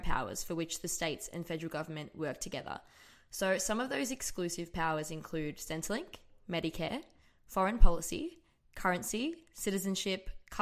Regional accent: Australia; thinking of ourselves as Australian

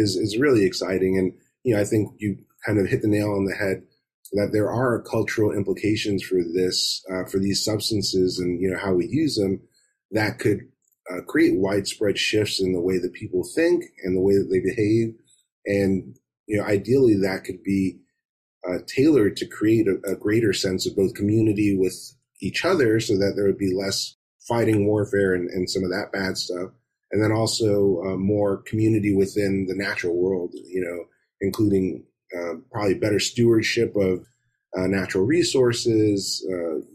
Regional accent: Miami, Florida, United States; I grew up in Miami in South Florida

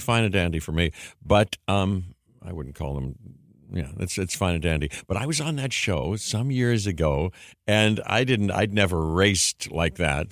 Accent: Pittsburgh, Pennsylvania, United States; I grew up in Pittsburgh

